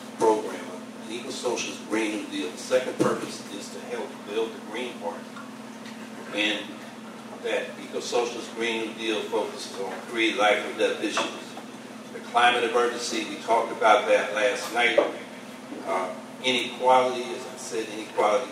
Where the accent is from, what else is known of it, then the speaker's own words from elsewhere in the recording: Syracuse, New York, United States; I'm from Syracuse, New York.